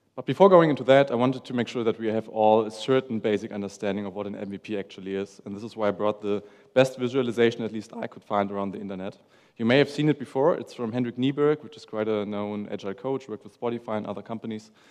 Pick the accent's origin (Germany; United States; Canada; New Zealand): Germany; Hamburg; I'm from Hamburg, Germany.